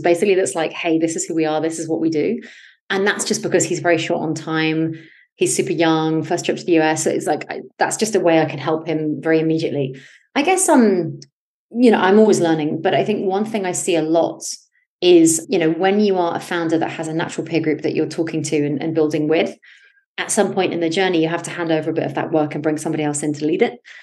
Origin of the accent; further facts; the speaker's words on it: United Kingdom; also born or lived in United States; I grew up in the West Coast in the UK, in the country, very far from opportunity at the time